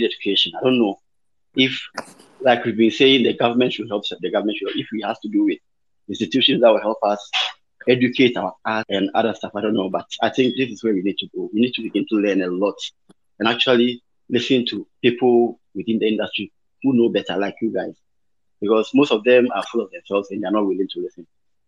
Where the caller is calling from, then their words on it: Obuasi, Ashanti, Ghana; I'm talking from Obuasi, the Golden City.